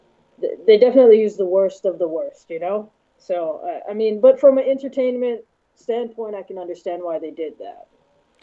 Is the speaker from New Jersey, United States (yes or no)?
no; Hawaii, United States; moved away as an adult; also born or lived in Oklahoma; now in California, United States; Born and raised in Hawaii. Spent most of my life there. I only left because I joined the military when I was 18.